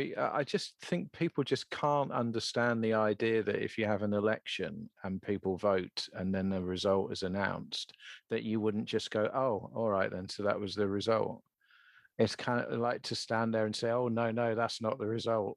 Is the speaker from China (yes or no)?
no; United Kingdom; being British